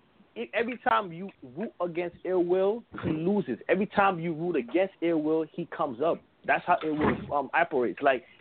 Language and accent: English; New York, United States; I'm from Brooklyn.